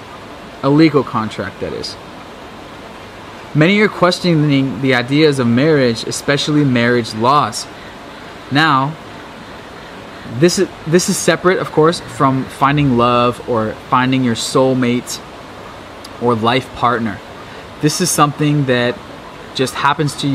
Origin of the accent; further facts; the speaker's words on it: Seattle or Bellevue, Washington, United States; moved away as an adult; my hometown of Seattle or Bellevue